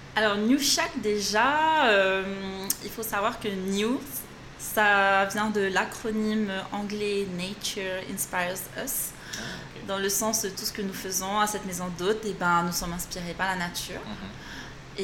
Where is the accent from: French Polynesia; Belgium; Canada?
French Polynesia; moved away as an adult; also born or lived in Bordeaux, France; ici, à Tahiti, on a une classe préparatoire au lycée Paul Gauguin qui nous donne euh, l'opportunité de passer les concours